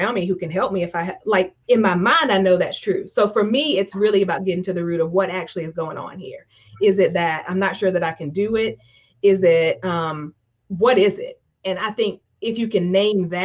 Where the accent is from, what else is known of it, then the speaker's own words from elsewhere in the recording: Eastern North Carolina, United States; I grew up in Eastern North Carolina, probably tell from my accent, I'm from the Deep South